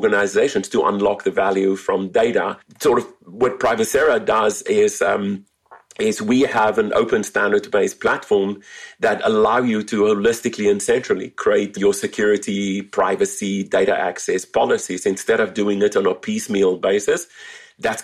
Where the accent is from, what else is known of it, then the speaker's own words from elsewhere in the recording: South Africa; moved away as an adult; now in California, United States; I'm originally from South Africa, so if the accent sounds a little bit weird, it is not native Californian. It has a few airports in between